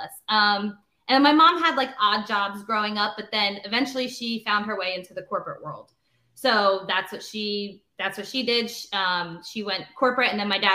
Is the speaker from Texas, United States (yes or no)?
no; Northeast Pennsylvania, United States; born and raised in Northeast Pennsylvania. Haven't lived anywhere else my entire life